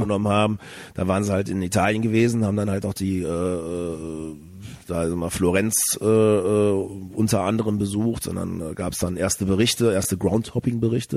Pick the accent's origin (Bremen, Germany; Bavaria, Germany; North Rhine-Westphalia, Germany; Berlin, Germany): North Rhine-Westphalia, Germany; Bonn; moved away as an adult; now in Cologne, Germany; ich bin äh, äh, Tatsache in Bonn geboren.